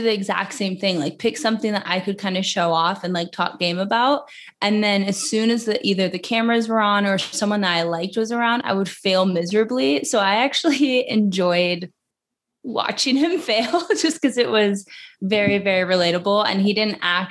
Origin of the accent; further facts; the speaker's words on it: Alaska, United States; moved away; I'm from Alaska